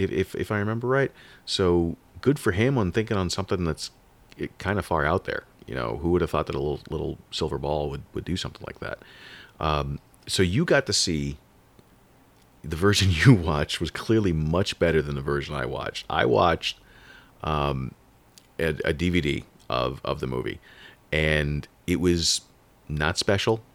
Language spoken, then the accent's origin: English; Long Island, New York, United States; I was born in New York, and, and in the eighties on Long Island